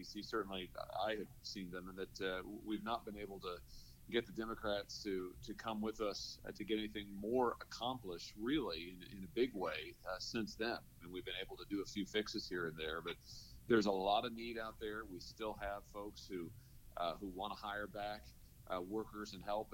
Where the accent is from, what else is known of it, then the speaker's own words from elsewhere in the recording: Lexington, Missouri, United States; I grew up in Lexington, Missouri, over in Lafayette County.